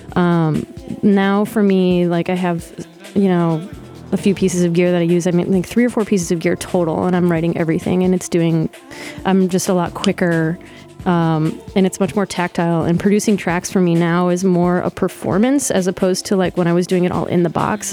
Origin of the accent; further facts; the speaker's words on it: Detroit, Michigan, United States; moved away as an adult; also born or lived in Sterling Heights, Michigan / Hamtramck, Michigan; now in Brooklyn, United States; I lived in Detroit until the fourth grade. Then we moved to the suburbs. Sterling Heights, or we also called it Sterile Whites. uh, and then I moved back down to Hamtramck when I was 17